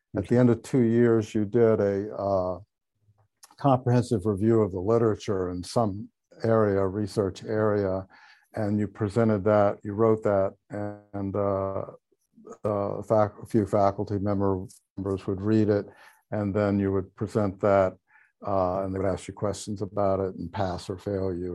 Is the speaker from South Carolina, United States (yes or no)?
yes; Charleston, South Carolina, United States; born or raised there